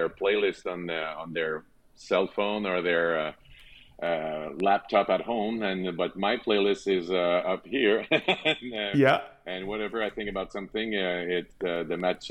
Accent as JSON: {"language": "English", "town": "Loretteville", "region": "Quebec", "country": "Canada", "tie": "born or raised there", "accent": "French", "second_language": "English", "said": "I was born in Loretteville, a little north of Quebec City."}